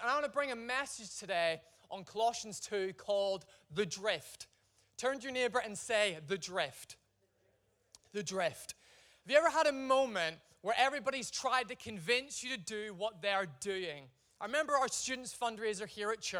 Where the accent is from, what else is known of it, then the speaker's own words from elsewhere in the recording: Ireland; I'm Irish